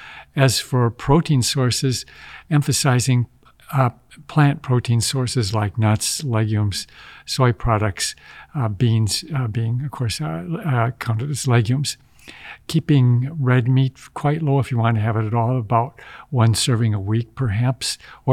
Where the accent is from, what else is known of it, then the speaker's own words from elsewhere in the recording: Midwest, United States; I grew up in the Midwest, and we were told that you had to have 3 or 4 servings of dairy a day.